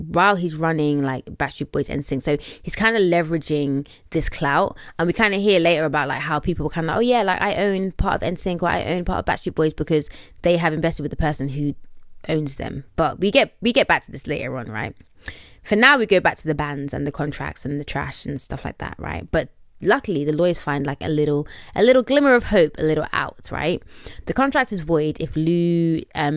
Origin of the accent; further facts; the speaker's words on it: London, United Kingdom; shout out to London town. Yeah, shout out to my city.